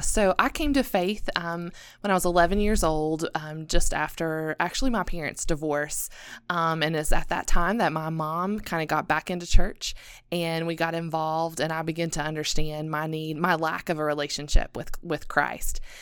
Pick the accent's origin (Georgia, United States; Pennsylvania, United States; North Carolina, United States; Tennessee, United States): Tennessee, United States; Elizabethton; also born or lived in South Asia; I was born and raised in Elizabethton, Tennessee. So I'm a small town girl from the mountains.